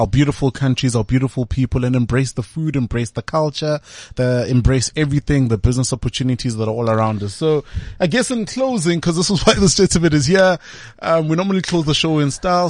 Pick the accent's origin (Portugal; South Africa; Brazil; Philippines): South Africa; as a South African, as a young South African